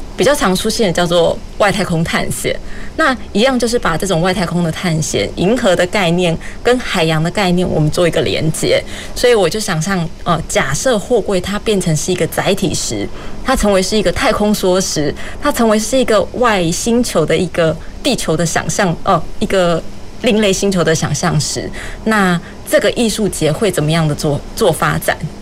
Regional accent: Kaohsiung, Taiwan; 我从小是在高雄长大的孩子，然后外婆家在旗津，所以，呃，小时候家里住大寮的时候

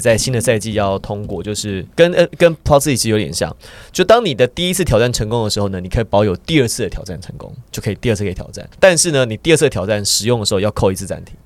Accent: Taiwan; 我们来自台湾

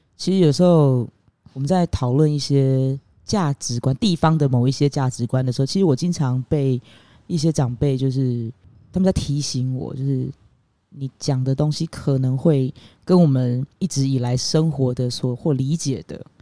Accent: Meinong, Kaohsiung, Taiwan; 我是土生土长美浓人

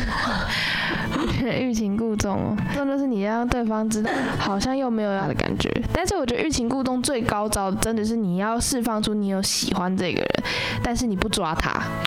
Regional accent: Taichung, Taiwan; 我们台中人

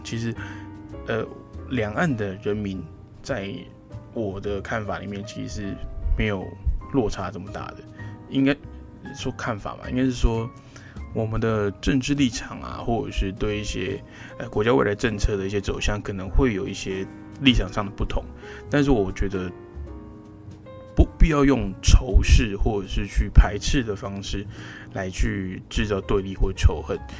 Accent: Taiwan; 那那其实我们台湾人啊，在听这个啊，尤其是这个普通话

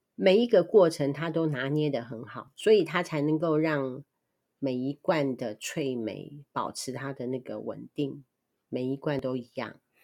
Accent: Kaohsiung, Taiwan; 我们在六龟什么东西都吃不到

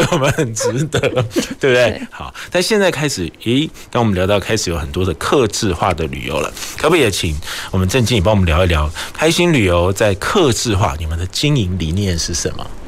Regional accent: Taiwan; 我们台湾人可能又很喜欢

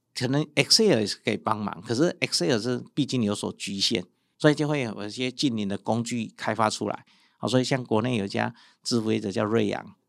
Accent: Yilan, Yilan County, Taiwan; moved away as an adult; also born or lived in Taipei; 像我们从宜兰出，来台北读书

